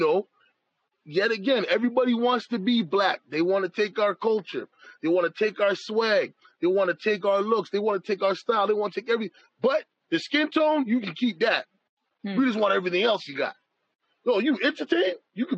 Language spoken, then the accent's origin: English; Canada; I am a Canadian-born person. My family is from Jamaica. So my heritage is Jamaican. I am a Canadian